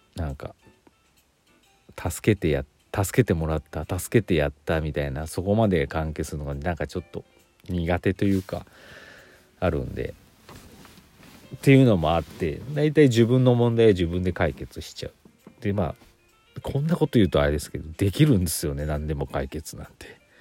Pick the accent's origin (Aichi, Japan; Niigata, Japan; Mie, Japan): Aichi, Japan; moved away; 愛知県出身なんで。